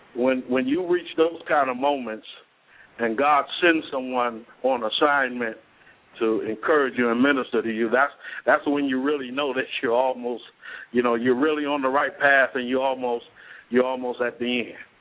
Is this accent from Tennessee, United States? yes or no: no; Cleveland, Ohio, United States; moved away as an adult; also born or lived in Elyria, Ohio / Beckley, West Virginia; Cleveland, Ohio, my hometown.